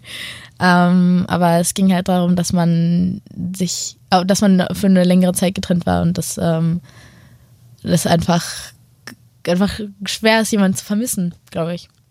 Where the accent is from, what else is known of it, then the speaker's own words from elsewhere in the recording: Hanover, Lower Saxony, Germany; ich komme aus Hannover